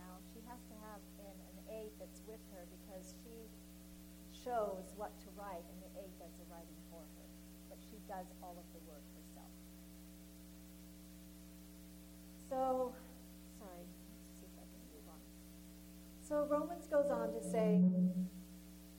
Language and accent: English; Canada; being a Canadian and, of course, part of the Commonwealth